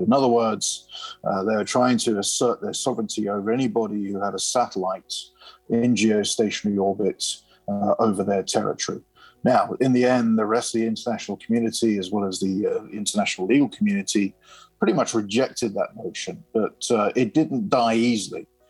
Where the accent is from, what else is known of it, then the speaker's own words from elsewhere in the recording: United Kingdom; I'm a UK citizen